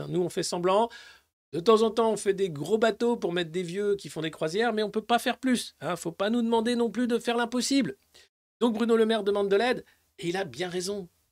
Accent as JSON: {"language": "French", "town": "Dijon", "region": "Bourgogne-Franche-Comté", "country": "France", "said": "c'est à Dijon, c'est ville, euh, c'est de là d'où je viens, Dijon"}